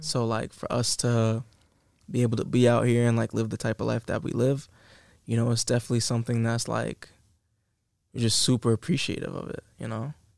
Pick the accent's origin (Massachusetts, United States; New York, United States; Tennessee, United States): Massachusetts, United States; moved away as an adult; now in Los Angeles, United States; people in my hometown, you know what I'm saying? 508